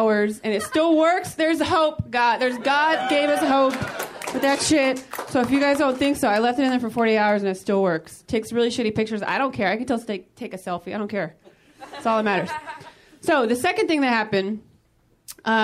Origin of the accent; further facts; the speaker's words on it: Modesto, California, United States; now in Los Angeles, United States; I'm originally from Northern California. I'm actually from Modesto, California.